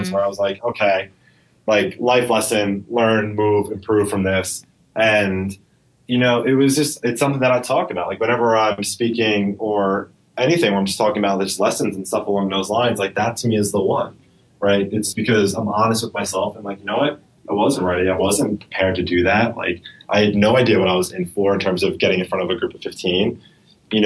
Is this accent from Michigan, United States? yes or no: no; New York, United States; I speak fast. I'm a New Yorker. I'm from here